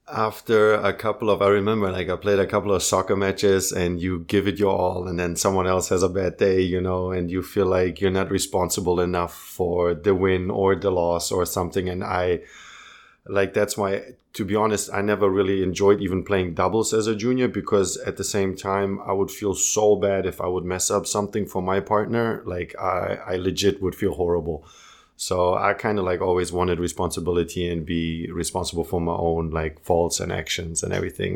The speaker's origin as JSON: {"language": "English", "town": "Munich", "region": "Bavaria", "country": "Germany", "tie": "born or raised there", "also_born_or_lived": "Croatia", "second_language": "English", "said": "I was born in Munich. You know, raised in Munich."}